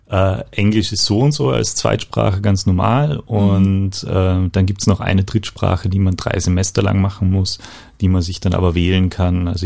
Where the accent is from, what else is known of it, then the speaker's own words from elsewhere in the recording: Eisenstadt, Burgenland, Austria; Ich bin eigentlich Burgenländer, komme aus Eisenstadt, ein ja, die Hauptstadt des Burgenlands